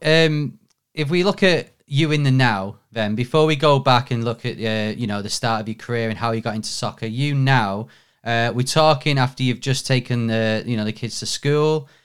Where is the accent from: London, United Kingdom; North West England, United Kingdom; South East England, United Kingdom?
North West England, United Kingdom; Manchester; I'm from Manchester, I live in Manchester